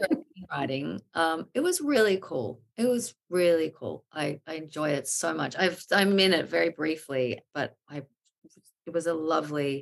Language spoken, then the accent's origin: English; Australia; now in New York, United States; I consider myself an Aussie